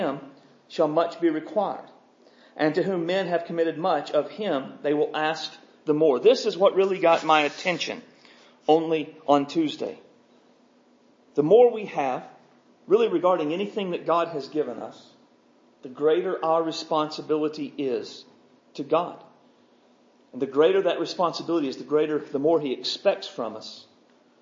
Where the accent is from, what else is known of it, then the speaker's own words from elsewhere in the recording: United States; us as American Christians